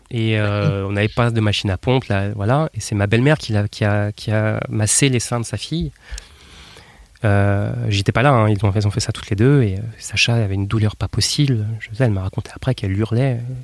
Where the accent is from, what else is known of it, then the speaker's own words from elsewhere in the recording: Nantes, Pays de la Loire, France; je viens de France, né à Nantes